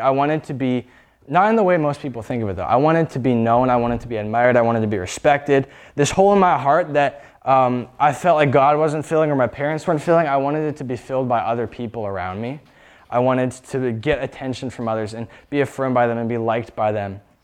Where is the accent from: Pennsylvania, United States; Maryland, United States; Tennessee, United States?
Pennsylvania, United States; Erie; I was born in Erie, Pennsylvania